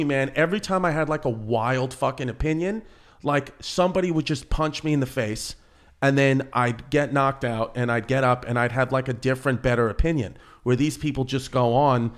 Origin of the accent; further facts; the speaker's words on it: New York City, New York, United States; moved away; I grew up in Bushwick, in Ridgewood, Bushwick.